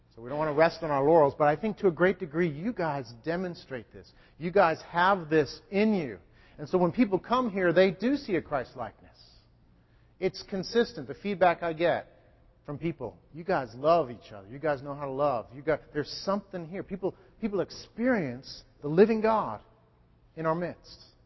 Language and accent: English; New England, United States; I'm a New Englander.